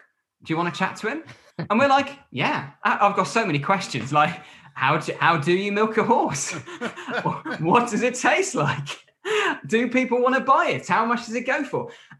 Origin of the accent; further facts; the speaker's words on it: Nailsea, South West England, United Kingdom; I'm from Nailsea, it's not a million miles away from Taunton